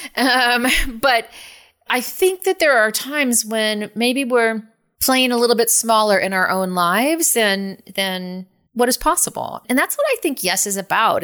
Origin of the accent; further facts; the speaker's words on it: San Francisco, California, United States; I'm from San Francisco